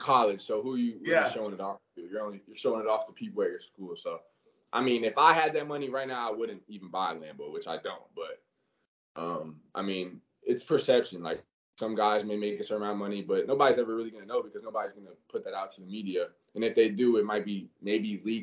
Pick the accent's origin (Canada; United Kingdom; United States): United States; Florida; representing my home state where I'm from, you know, I always have that extra chip because I'm playing with that Florida jersey on, because this is where I'm from